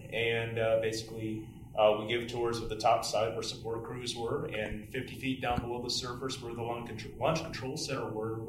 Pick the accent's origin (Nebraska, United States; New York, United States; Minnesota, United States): Nebraska, United States; Lincoln; I grew up in Lincoln. You know, I lived, I was born down there